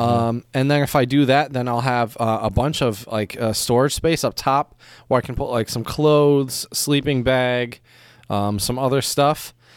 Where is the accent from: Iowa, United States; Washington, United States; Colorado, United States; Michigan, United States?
Michigan, United States; now in China; as a Michigander